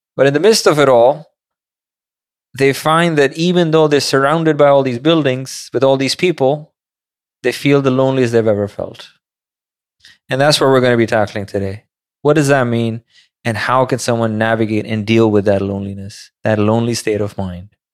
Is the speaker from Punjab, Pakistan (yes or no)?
no; Karachi, Sindh, Pakistan; moved away as an adult; now in New York, United States; I went to school over there, lived, like, twenty years of my life over there. Majority of my life was back home